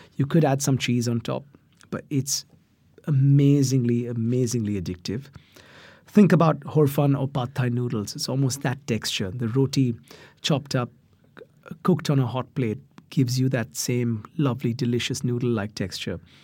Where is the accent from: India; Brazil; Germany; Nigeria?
India; I grew up in India